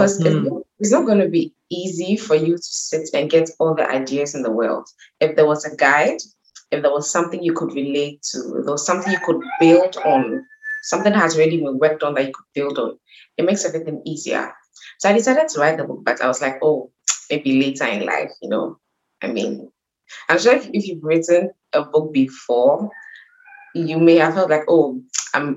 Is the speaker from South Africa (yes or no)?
no; Ghana; I'm Ghanaian